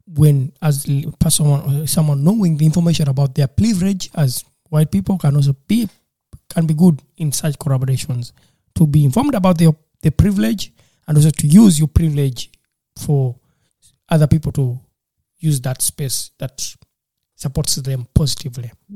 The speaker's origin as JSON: {"language": "English", "country": "Uganda", "said": "I was from Uganda"}